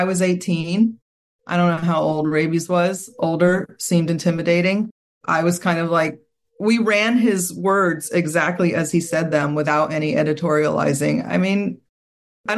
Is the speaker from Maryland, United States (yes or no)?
yes; Southern Maryland, United States; who I grew up with in Southern Maryland